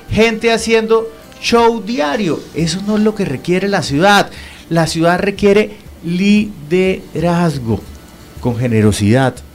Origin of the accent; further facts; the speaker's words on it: Barrancabermeja, Santander, Colombia; also born or lived in Bucaramanga; Sí, yo crecí entre Barranca Bermeja, yo nací en Barranca Bermeja, ¿sí? Y Bucaramanga, mi papá nació y murió en esta, en esta ciudad.